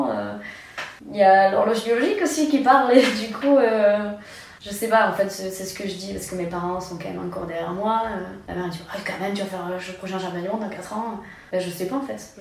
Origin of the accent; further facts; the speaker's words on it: Nouvelle-Aquitaine, France; Bah voilà, je suis basque, je suis attachée ici.